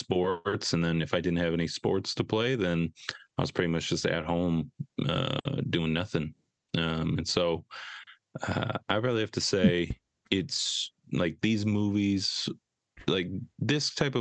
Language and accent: English; Edina, Minnesota, United States; I grew up in the Edina suburb, Minnesota